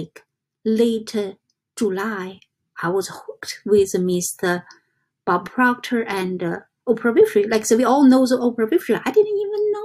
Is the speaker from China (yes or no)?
yes; China; English is a second language; moved away as an adult; I come from China in 1996.